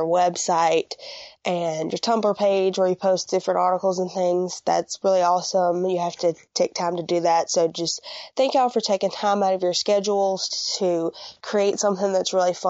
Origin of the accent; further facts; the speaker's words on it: Mississippi, United States; I'm from Mississippi